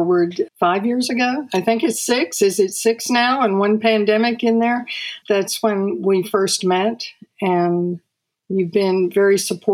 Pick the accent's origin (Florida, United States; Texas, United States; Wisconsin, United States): Texas, United States; Austin; I grew up in Austin